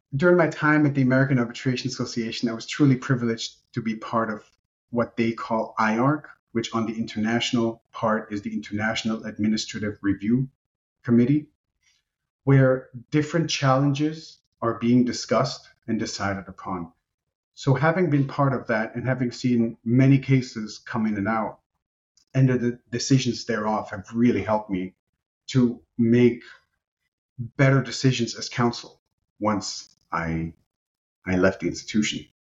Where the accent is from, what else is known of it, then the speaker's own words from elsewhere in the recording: Germany; first language Romanian; English is a second language; I grew up in Germany. I was born and raised in Germany to Romanian parents